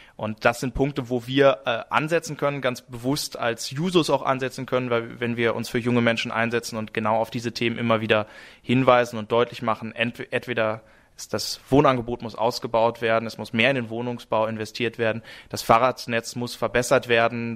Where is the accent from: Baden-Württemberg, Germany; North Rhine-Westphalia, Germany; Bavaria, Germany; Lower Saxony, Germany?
North Rhine-Westphalia, Germany; moved away as an adult; now in Karlsruhe, Germany; beim Gymnasium in meiner Heimatstadt Nordrhein-Westfalen